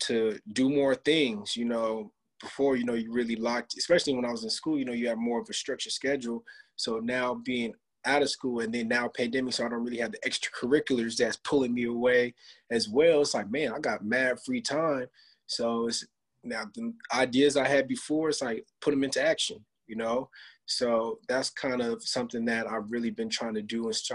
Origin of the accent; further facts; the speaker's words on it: Rancho Cucamonga, California, United States; IE, I'm not from LA. I'm from the Inland Empire.